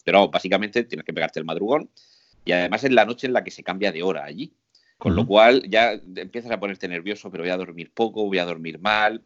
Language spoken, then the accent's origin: Spanish; Murcia, Region of Murcia, Spain; Yo iba vestido de, huertano, de aquí de Murcia, con mis zarahueles, con mi, con mi, con mi faja, con mi chaleco. O sea, si soy de Murcia